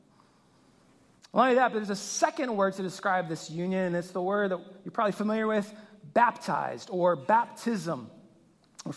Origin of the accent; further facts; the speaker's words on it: Louisiana, United States; I grew up in Louisiana